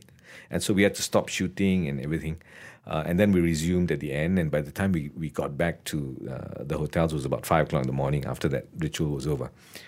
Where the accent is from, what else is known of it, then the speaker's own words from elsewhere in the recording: Sentul, Kuala Lumpur, Malaysia; I come from Sentul. And, you know, we are told that we don't like Malay people.